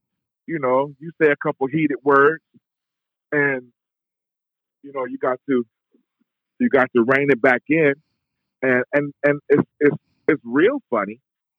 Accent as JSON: {"language": "English", "town": "Cleveland", "region": "Ohio", "country": "United States", "said": "I'm from Cleveland."}